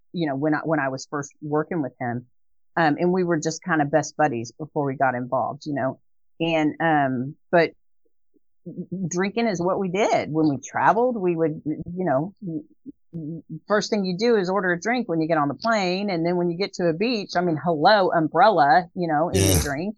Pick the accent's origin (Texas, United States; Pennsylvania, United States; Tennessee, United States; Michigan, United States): Texas, United States; Dallas; now in Waco, United States; we lived in a North Dallas area